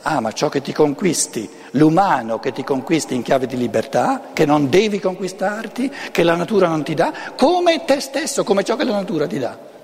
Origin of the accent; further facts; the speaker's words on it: Lombardy, Italy; first language Lombard; Italian is a second language; la mia lingua materna non è l'italiano, tra l'altro, il lombardo